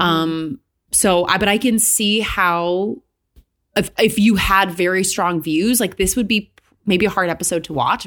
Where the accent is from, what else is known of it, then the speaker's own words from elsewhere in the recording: Michigan, United States; now in New York, United States; I grew up in Michigan where, like, there's a lot of Catholic people where I grew up.